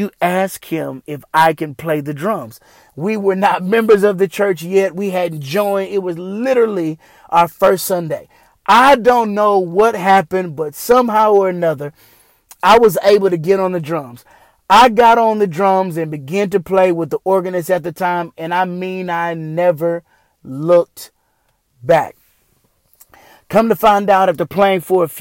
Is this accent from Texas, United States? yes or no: yes; Houston, Texas, United States; also born or lived in Killeen, Texas; When I was in the fifth grade, my family and I moved from Killeen, Texas to Houston, Texas.